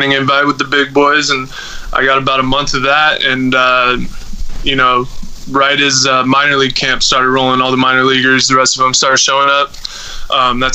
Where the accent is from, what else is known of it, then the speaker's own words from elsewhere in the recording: Bay Area, California, United States; growing up in the Bay Area